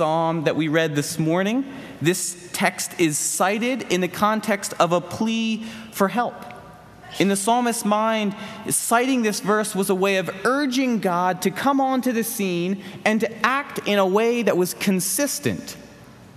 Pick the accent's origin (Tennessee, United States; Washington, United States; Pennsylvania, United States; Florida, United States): Pennsylvania, United States; Philadelphia; Growing up in the Philly area, we would vacation at the New Jersey beach every summer